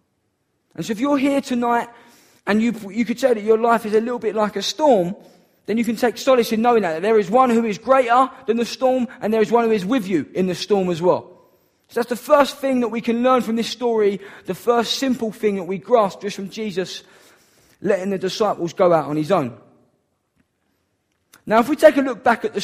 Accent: Downham, United Kingdom; I'm from Downham.

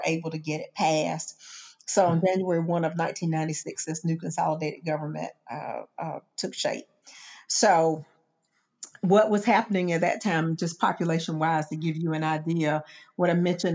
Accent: Augusta, Georgia, United States; moved away as an adult; Augusta is my hometown

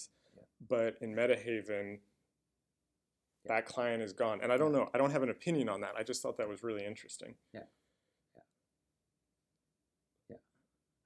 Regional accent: United States; as an American

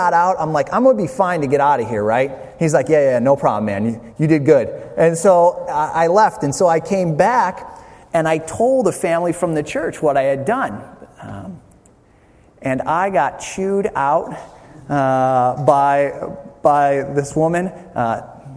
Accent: Toledo, Ohio, United States; moved away as an adult; now in New Jersey, United States; Toledo, where I live. I grew up in the city

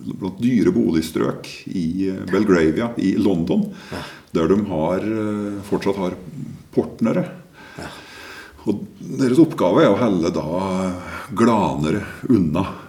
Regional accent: Gudbrandsdalen, Innlandet, Norway; i hjembygda mi, eh, midt, midten i Gudbrandsdalen

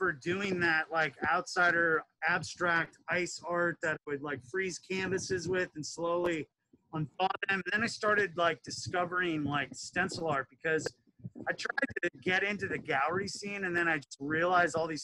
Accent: Bismarck, North Dakota, United States; moved away; I'm originally from North Dakota. I was born and raised there.

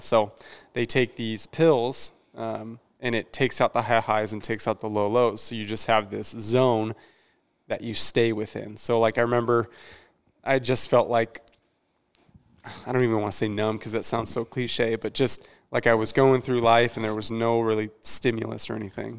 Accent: Mesa, Arizona, United States; moved away as an adult; I grew up raised in the East Valley, so the Gilbert Mesa area is where I, is where I stayed until I was about nineteen

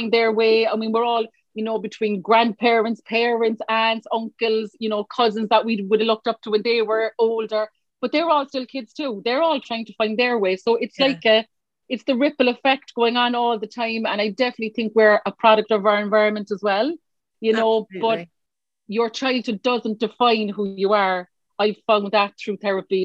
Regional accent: Cork, Munster, Ireland; I was born here in Cork, Erinville. Many will know, anyone from Cork listening, that's where I was born, in Erinville Hospital

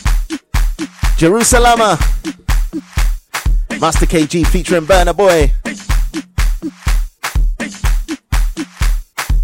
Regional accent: Ghana; But I'm from Ghana. I'm actually from Ghana

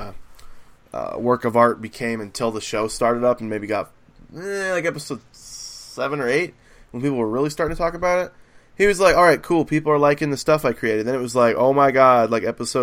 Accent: United States; as an American

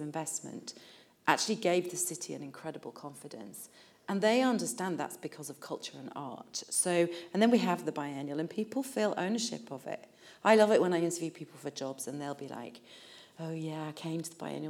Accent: Leeds, Yorkshire and the Humber, United Kingdom; now in Liverpool, United Kingdom; I grew up in Leeds, not in Liverpool

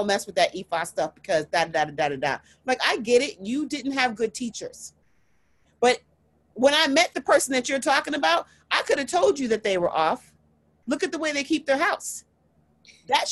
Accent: United States; I am Nigerian American. I'm first generation American

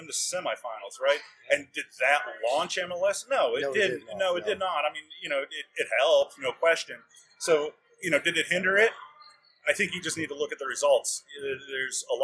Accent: United States; as an American soccer fan and apologist

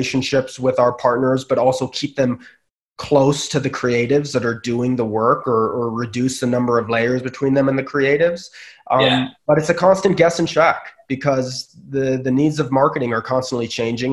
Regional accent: Bay Area, California, United States; also born or lived in Los Angeles; I grew up in the Bay Area. I was still living in the Bay Area.

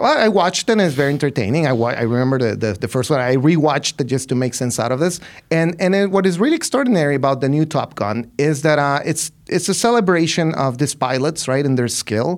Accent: Ciudad Juarez, Chihuahua, Mexico; I'm from Ciudad Juarez, right? I'm from that city.

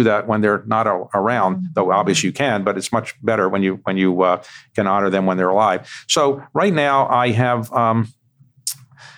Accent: United States; when I was growing up in the United States

